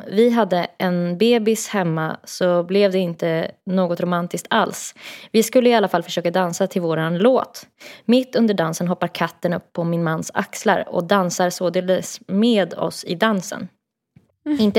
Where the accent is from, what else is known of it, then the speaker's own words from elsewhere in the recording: Stockholm, Stockholm County, Sweden; Jag är från Stockholm och han är från Uppsala.